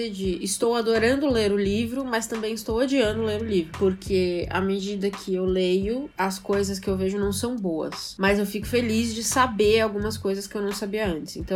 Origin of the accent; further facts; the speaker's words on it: São Paulo, Brazil; Eu, como boa paulista que sou, eu vejo o Rio totalmente separado